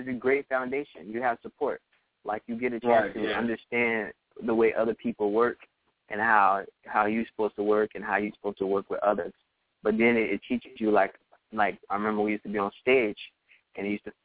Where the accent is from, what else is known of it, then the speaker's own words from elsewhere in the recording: New Orleans, Louisiana, United States; moved away as an adult; also born or lived in Texas; now in Los Angeles, United States; I grew up in New Orleans and all over Louisiana.